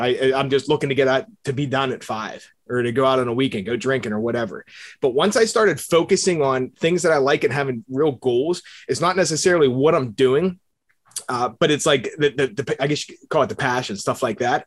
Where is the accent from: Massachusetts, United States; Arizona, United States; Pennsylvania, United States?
Pennsylvania, United States; Bethel Park; I grew up in Pittsburgh. I, it's actually a suburb in Bethel Park.